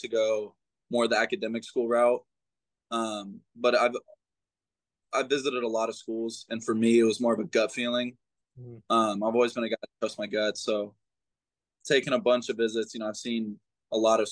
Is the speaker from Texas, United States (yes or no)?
yes; Texas, United States; I'm being from Texas